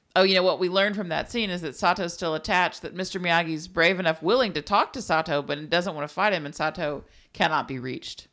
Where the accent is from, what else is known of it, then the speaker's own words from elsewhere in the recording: South Texas, United States; growing up in the Lipton Belt of South Texas